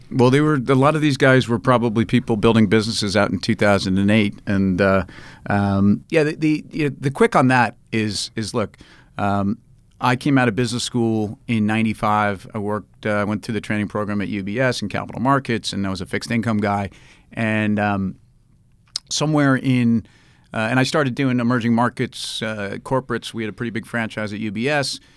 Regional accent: New York, United States; as a New Yorker

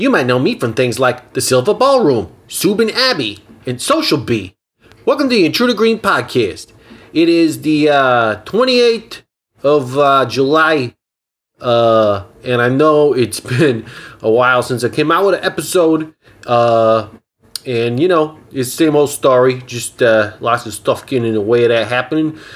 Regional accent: Austria; I'm from Austria originally, yeah.

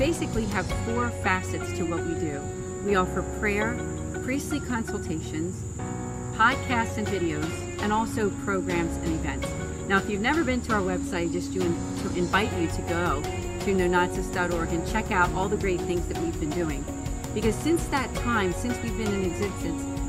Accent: Philadelphia, Pennsylvania, United States; I'm a Philadelphian

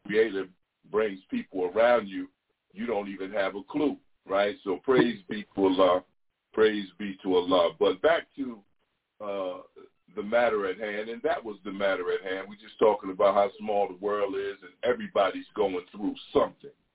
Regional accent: New York, United States; I'm from New York too

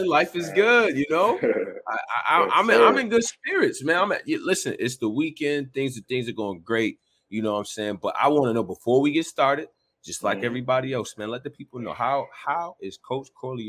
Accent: Chicago, Illinois, United States; growing up in Chicago is tough. It does mold you in a certain way.

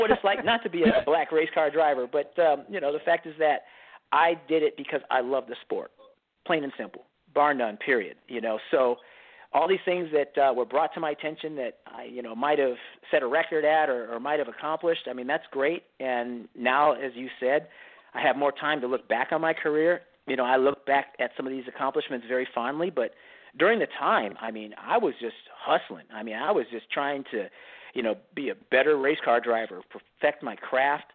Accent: Northern California, United States; moved away as an adult; I'm from Northern California

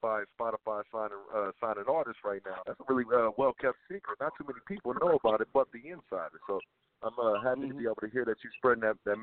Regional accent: Milwaukee, Wisconsin, United States; I'm from Milwaukee

